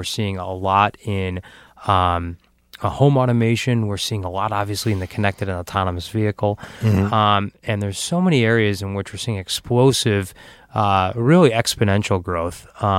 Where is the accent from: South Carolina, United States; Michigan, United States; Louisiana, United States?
Michigan, United States; Detroit; now when we tell people as we travel the globe that we're from Detroit, they're fascinated.